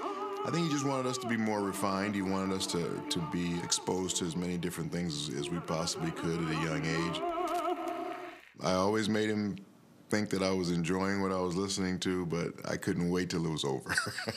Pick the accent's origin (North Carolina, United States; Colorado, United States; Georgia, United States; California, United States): California, United States; Los Angeles; I grew up in Los Angeles, California, in a peaceful neighborhood. It was kind of mixed between blacks and whites. I felt pretty safe there. Although a few blocks away, it got a little bit rough.